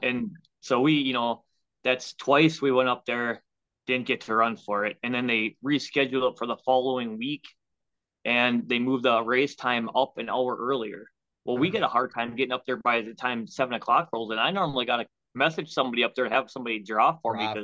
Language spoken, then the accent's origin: English; Waconia, Minnesota, United States; now in Chaska, United States; Originally, I'm from Waconia. We live in Chaska now, which is 15 minutes southeast of Waconia.